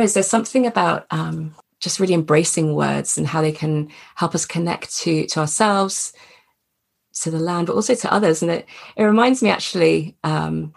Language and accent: English; England, United Kingdom; I grew up in England, but that Scottish side of me was awakened